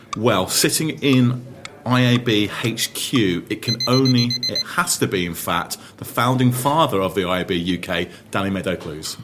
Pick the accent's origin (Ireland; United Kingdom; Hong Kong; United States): United Kingdom; Birmingham, West Midlands; moved away; I returned to my hometown in Birmingham